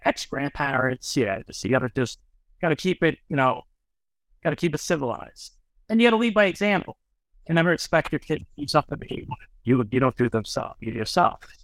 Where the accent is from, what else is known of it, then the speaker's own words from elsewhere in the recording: Suffolk County, Long Island, New York, United States; also born or lived in Jacksonville, Florida; now in Florida, United States; that Suffolk County Rocket Point in New York is my hometown